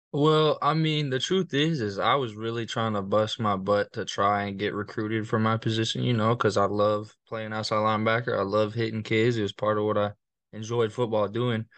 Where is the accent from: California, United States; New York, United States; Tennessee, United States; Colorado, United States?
Colorado, United States; Littleton; moved away as an adult; now in Fort Worth, United States; I'm from Littleton, Colorado. Um, I moved there my, mm, second, third grade, uh, year.